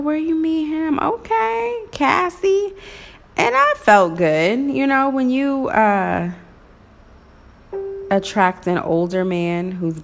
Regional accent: Waynesville, Missouri, United States; also born or lived in Maryville, Missouri / Kansas City, Missouri; growing up in Waynesville, Missouri

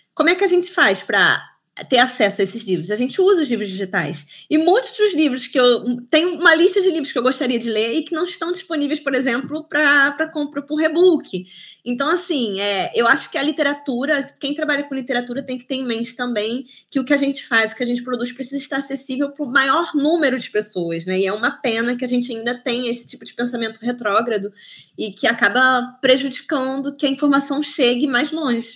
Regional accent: Cabo Frio, Rio de Janeiro, Brazil; moved away as an adult; now in Switzerland; eu nasci em Cabo Frio, no Rio de Janeiro, e vivi lá até os meus 18 anos. É, nunca me mudei de lá, eu vim direto para a Suíça

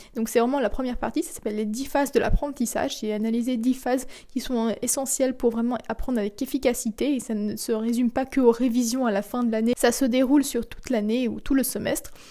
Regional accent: France; moved away as an adult; also born or lived in Kleve, Germany; je suis partie vivre donc chez mes parents en France. Je suis retournée chez mes parents

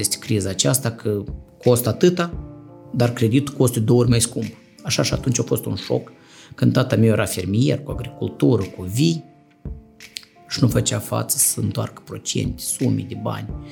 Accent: Moldova; also born or lived in Chișinău; eu sunt din sat

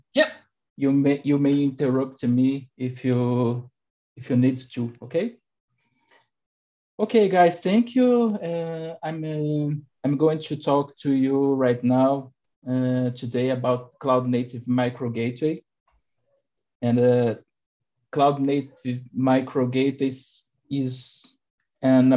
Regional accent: Brazil; I'm from Brazil

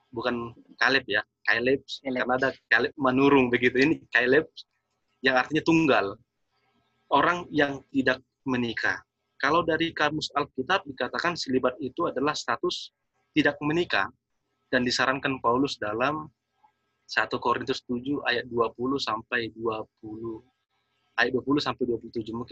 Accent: North Sumatra, Indonesia; Kalau dalam kami orang Batak yang menekankan bahwa anak itu adalah kekayaan.

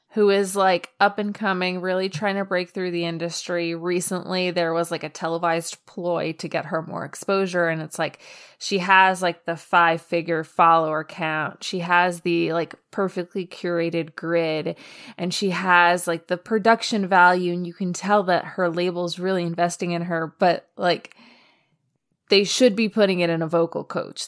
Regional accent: New York City, New York, United States; moved away; I grew up in New York

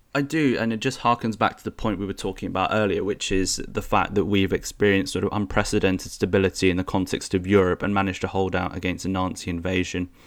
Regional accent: United Kingdom; we British

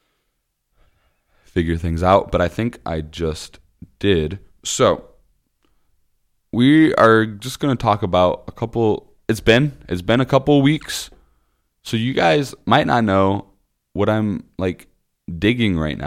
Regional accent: Osceola, Iowa, United States; my hometown is called Osceola. It's about 30 minutes south of Des Moines.

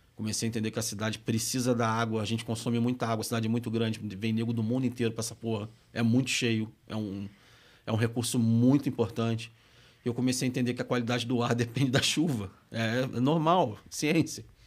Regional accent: Rio de Janeiro, Brazil; accent: carioca; moved away as an adult; also born or lived in Minas Gerais; now in São Paulo, Brazil; Eu cresci perto do Maracanã, eu cresci rodeando ali, eu cresci no, no, na, no Andaraí, morei na Tijuca durante muito tempo

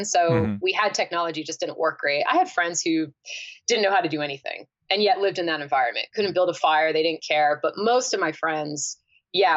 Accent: northern New Hampshire, United States; born or raised there; also born or lived in New Jersey

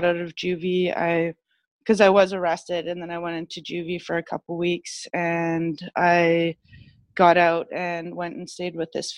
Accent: Victoria, British Columbia, Canada; moved away; I'm from Victoria originally

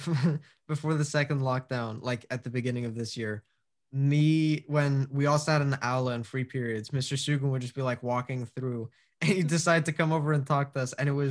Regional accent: Scotland, United Kingdom; I feel like Scotland, one, because I'm Scottish, it'll be cheaper and everything

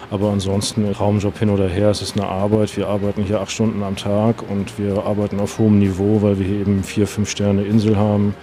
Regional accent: Hamburg, Germany; moved away as an adult; now in Maldives; ich komme aus dem hohen Norden, aus Hamburg

